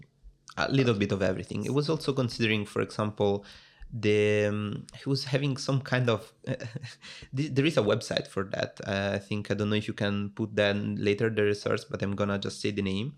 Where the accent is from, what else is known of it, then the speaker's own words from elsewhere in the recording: Italy; accent: Italian; English is a second language; moved away as an adult; also born or lived in Rome; now in Netherlands; I'm from Italy, as you can guess from my accent.